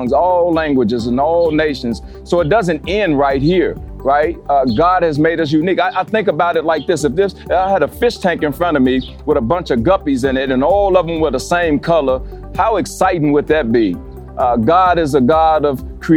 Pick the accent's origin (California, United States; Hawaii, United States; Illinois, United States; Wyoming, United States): Illinois, United States; Chicago; moved away as an adult; also born or lived in Minnesota; now in Minneapolis-Saint Paul, United States; I'm originally from Chicago, born and raised